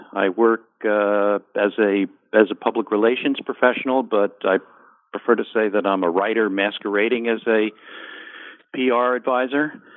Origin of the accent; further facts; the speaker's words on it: New Jersey suburbs, United States; also born or lived in Bronx, New York; growing up in the New Jersey suburbs